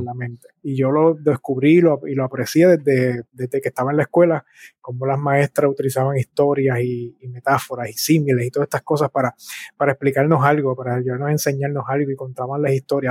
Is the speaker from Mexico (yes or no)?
no; Bayamón, Puerto Rico; also born or lived in San Juan, Puerto Rico / Cataño, Puerto Rico; yo nací en San Juan, Puerto Rico, y dónde me crié es interesante